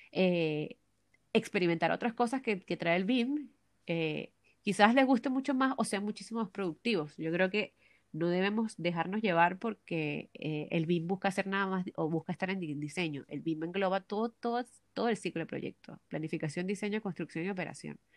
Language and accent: Spanish; Venezuela; now in Santiago, Chile; cuando salí de Venezuela no tenía idea de que yo iba a llegar al límite de todo lo que hago yo en un día.